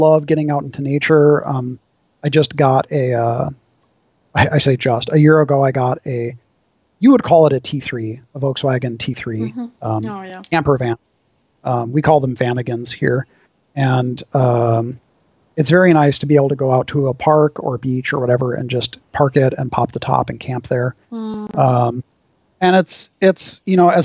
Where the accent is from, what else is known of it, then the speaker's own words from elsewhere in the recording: Wisconsin, United States; now in Orange County, United States; my home state, Wisconsin